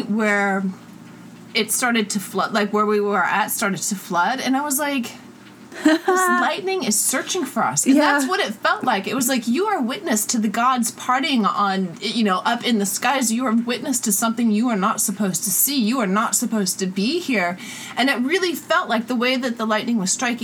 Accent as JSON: {"language": "English", "town": "Chicago", "region": "Illinois", "country": "United States", "tie": "born or raised there", "also_born_or_lived": "Pyrenees", "moved": "yes", "lives_now": "Los Angeles, United States", "said": "I grew up in Chicago where thunderstorms are really apocalyptic, and then lived in Europe up in the Pyrenees for many years"}